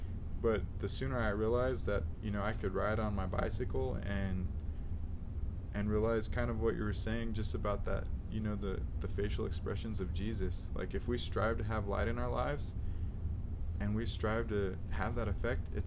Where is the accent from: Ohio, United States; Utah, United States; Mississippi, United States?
Utah, United States; South Jordan; I grew up in South Jordan.